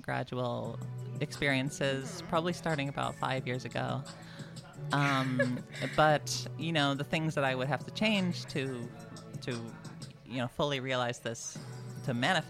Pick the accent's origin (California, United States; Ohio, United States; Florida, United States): Florida, United States; Central; I grew up here in Florida.